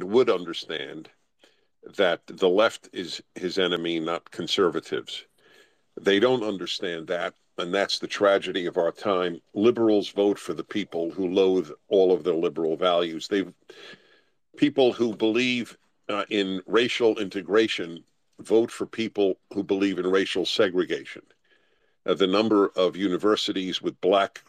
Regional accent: New York, United States; I'm a Jew from New York and went to Columbia

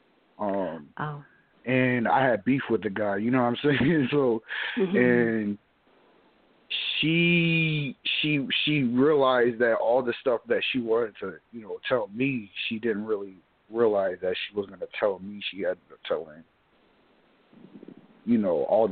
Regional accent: New Jersey, United States; I'm from Jersey and all that, or Jersey Ave and all

